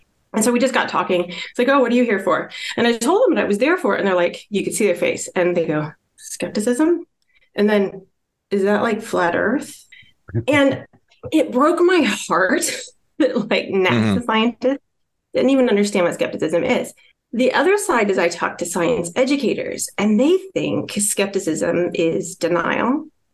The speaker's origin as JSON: {"language": "English", "region": "Iowa", "country": "United States", "tie": "born or raised there", "moved": "as an adult", "lives_now": "West Coast, United States", "said": "I actually grew up in this little town in Iowa"}